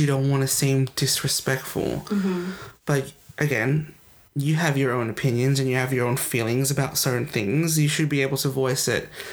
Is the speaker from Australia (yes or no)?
yes; Australia; accent: Australian; my accent when I'm with my friends is Australian. You can tell it's yeah. an Australian accent.